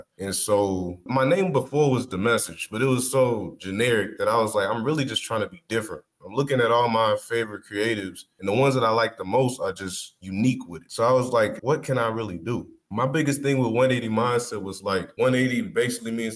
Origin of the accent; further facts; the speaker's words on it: Fort Worth, Texas, United States; Fort Worth, I mean, I grew up in the suburbs